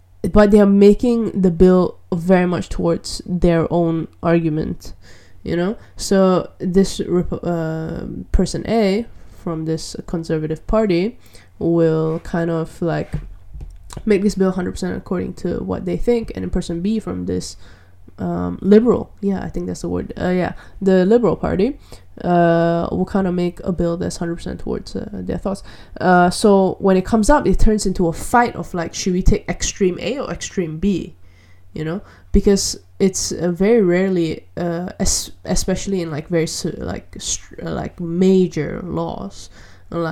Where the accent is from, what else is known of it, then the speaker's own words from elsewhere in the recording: Malaysia; I'm from Malaysia